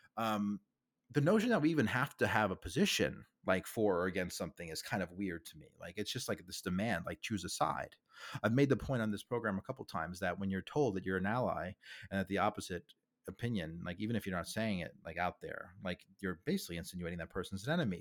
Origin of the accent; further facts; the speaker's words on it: New York, United States; I'm from New York. I'm a New Yorker born and raised